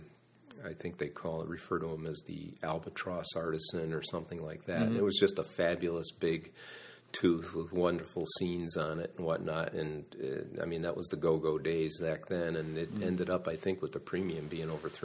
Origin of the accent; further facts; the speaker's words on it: Waterbury, Connecticut, United States; now in Kennebunkport, United States; I grew up in Connecticut, in a very industrial city in Connecticut called Waterbury